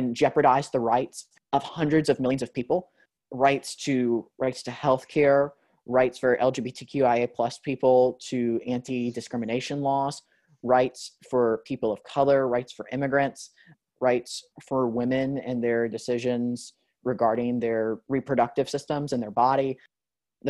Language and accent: English; United States; we're from America